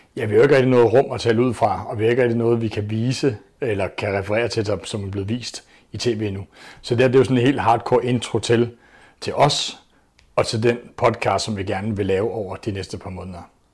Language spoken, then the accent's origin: Danish; Copenhagen, Capital Region of Denmark, Denmark; født og opvokset på Amager i København